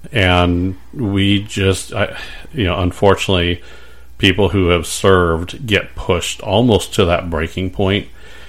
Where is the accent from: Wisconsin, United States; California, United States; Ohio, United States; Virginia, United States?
California, United States; San Diego; I grew up in San Diego.